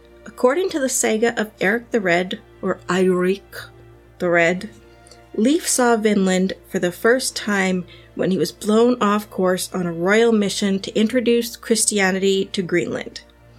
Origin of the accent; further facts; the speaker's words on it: Canada; Being a Canadian who's never traveled to Newfoundland